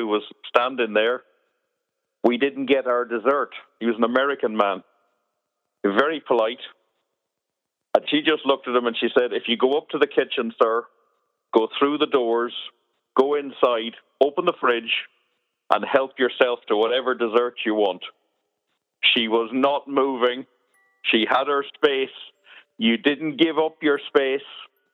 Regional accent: Galway, Connacht, Ireland; from Galway

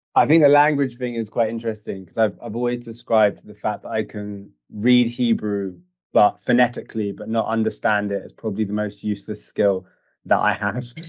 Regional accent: United Kingdom; born and bred in the UK, but of uh, Jewish heritage

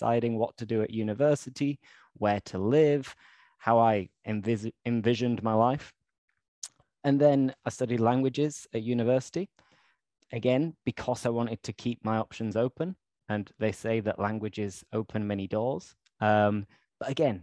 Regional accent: near Leeds, Yorkshire and the Humber, United Kingdom; I'm from England, near to Leeds, which is a city in the north of England

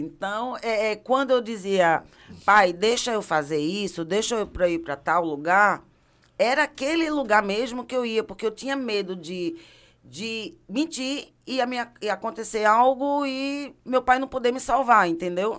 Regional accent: Recife, Pernambuco, Brazil; also born or lived in Canela, Rio Grande do Sul; nasci em Canela, mas vim para Recife com quase quatro anos de idade. Então, sou pernambucana

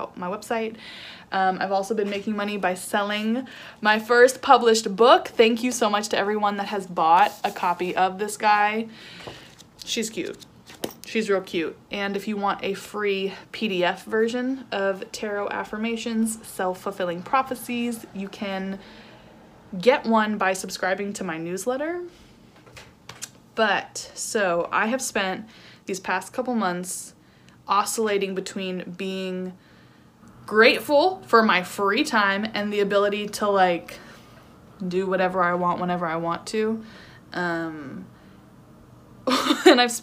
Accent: California, United States; moved away as an adult; also born or lived in New York / Arizona; I moved from New York back home to California

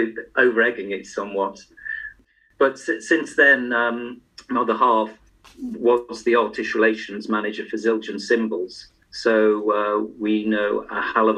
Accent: Stoke-on-Trent, West Midlands, United Kingdom; moved away as an adult; I was born in Stoke-on-Trent. So I spent 26 years living up there in the north

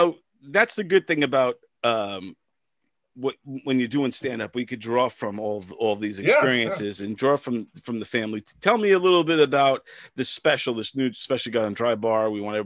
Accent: Long Island, New York, United States; moved away as an adult; also born or lived in North Carolina; I grew up in Long Island, New York. We were a melting pot.

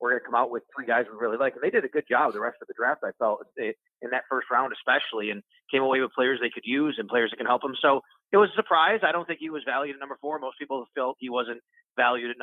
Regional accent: Buffalo, New York, United States; moved away as an adult; also born or lived in Florida / Syracuse, New York; this is home for me. I grew up here

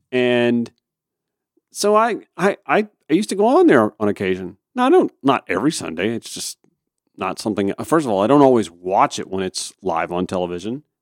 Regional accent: Augusta, Georgia, United States; my hometown of Augusta, Georgia

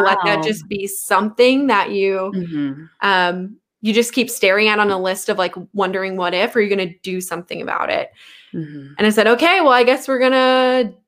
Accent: the South, United States; growing up in the South

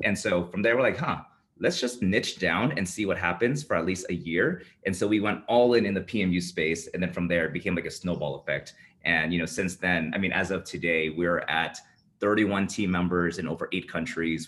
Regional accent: Bay Area, California, United States; moved away as an adult; now in Las Vegas, United States; I was born and raised in the Bay Area

